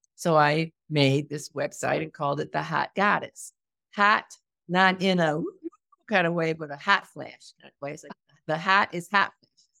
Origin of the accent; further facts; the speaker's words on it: United States; moved away as an adult; now in Portugal; as a American, as a Black American, as a Black American woman